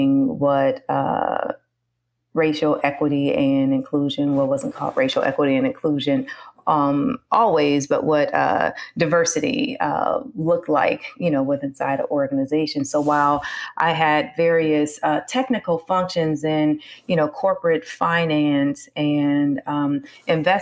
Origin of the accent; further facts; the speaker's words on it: Omaha, Nebraska, United States; I'm originally from Omaha, Nebraska.